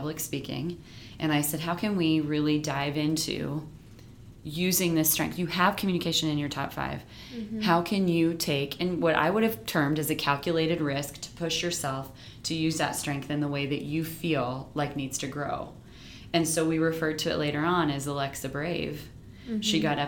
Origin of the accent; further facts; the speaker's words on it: Nebraska, United States; we're the only people from Nebraska